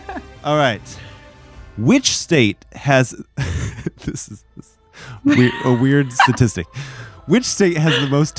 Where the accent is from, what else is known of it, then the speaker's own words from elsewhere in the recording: Indiana, United States; Up in Indiana, we call them crawdads.